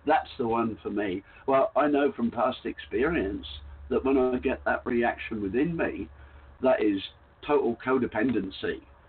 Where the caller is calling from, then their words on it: Queensland, Australia; No, I'm in the Whitsunday Islands in Australia, so I couldn't be further from you, really.